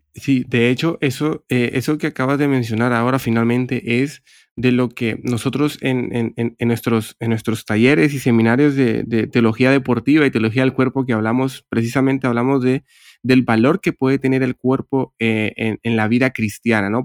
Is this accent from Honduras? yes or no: yes; Honduras; moved away as an adult; now in Barcelona, Spain; yo soy de Honduras, pero hace casi unos 8 o 9 años que resido en Barcelona, España